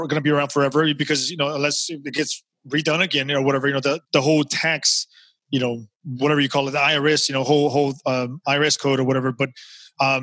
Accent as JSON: {"language": "English", "region": "Texas", "country": "United States", "said": "I'm from Texas. I live in Houston"}